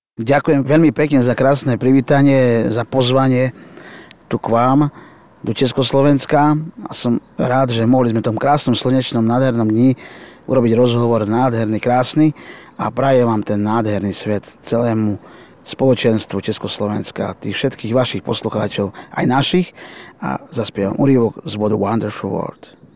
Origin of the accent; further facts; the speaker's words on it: Prešov, Prešov Region, Slovakia; now in Výťaz, Slovakia; pracoval v Prešove, v mojom rodnom meste, kde som sa narodil, ale bývam v obci Výťaz